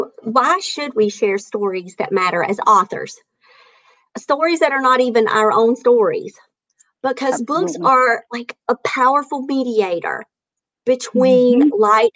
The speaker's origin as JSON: {"language": "English", "town": "Maxton", "region": "North Carolina", "country": "United States", "moved": "yes", "lives_now": "Clayton, United States", "said": "I'm from Maxton and now live in Clayton"}